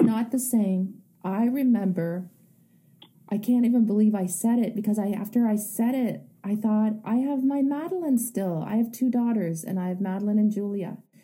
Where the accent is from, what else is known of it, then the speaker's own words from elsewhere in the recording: Canada; I I'm Canadian